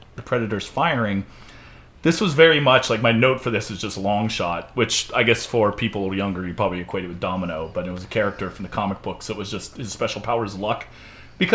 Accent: United States; As an American

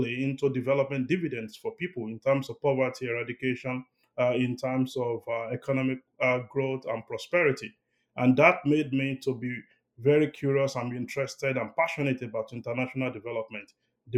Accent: Nigeria; I was born in rural Nigeria, very close to Lagos, Nigeria. And growing up in my rural village in Nigeria

